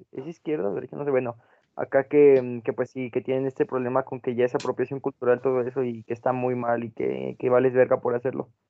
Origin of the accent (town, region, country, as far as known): Guanajuato, Mexico